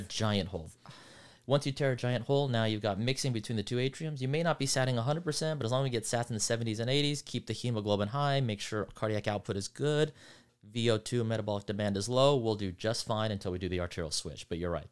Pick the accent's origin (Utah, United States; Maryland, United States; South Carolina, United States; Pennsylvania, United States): Utah, United States; Centerville; moved away as an adult; also born or lived in East Coast / Los Angeles, California; I was in Centerville, Utah. Then went to college there